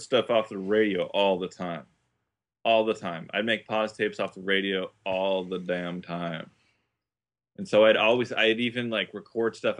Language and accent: English; Isla Vista, California, United States; growing up in I V, it was the college town